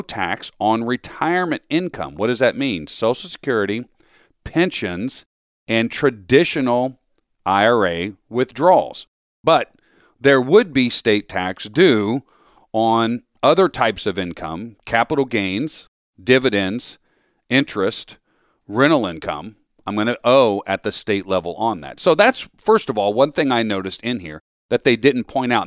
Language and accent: English; Florida, United States; also born or lived in Metro Philadelphia, Pennsylvania; now in Philadelphia, United States; I grew up down in Florida